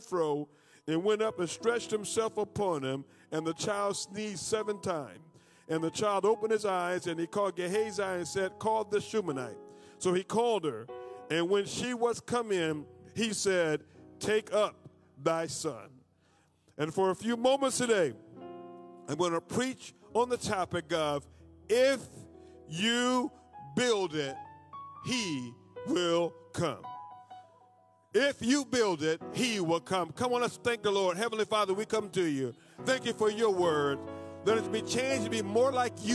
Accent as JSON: {"language": "English", "region": "Florida", "country": "United States", "said": "I'm from Florida"}